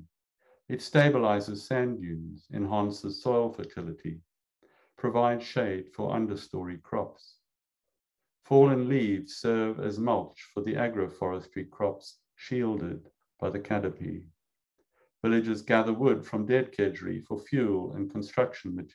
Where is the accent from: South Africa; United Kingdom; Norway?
South Africa; moved away as an adult; now in United States; I grew up in South Africa, and when I was a boy, I wanted to become an ornithologist